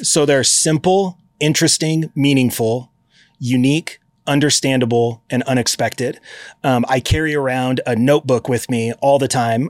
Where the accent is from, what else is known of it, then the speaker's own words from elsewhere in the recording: Eugene, Oregon, United States; I grew up in Eugene, Oregon.